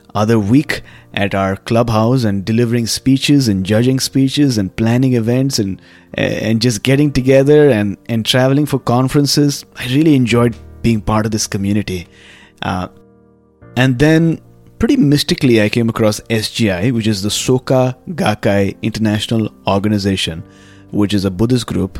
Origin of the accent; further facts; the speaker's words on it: Mumbai, Maharashtra, India; also born or lived in Pune; I came back to Mumbai, which is my hometown